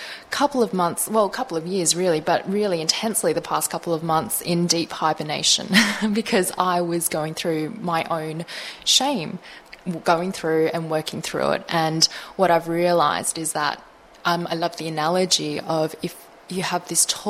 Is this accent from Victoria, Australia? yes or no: yes; Melbourne, Victoria, Australia; I was born in Australia, I was born in Melbourne.